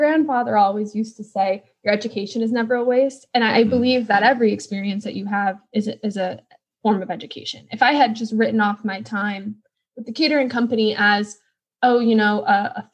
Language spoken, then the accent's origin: English; Wisconsin, United States; now in Washington, D.C., United States; I grew up in Wisconsin